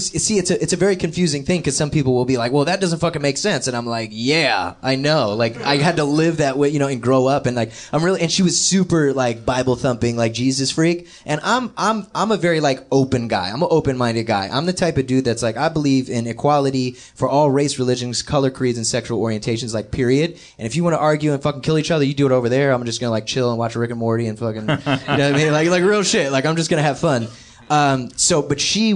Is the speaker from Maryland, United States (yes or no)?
yes; Gaithersburg, Maryland, United States; I'm from Gaithersburg, Maryland, in Montgomery County. And I was born at Shady Grove Hospital at 7:36 a.m.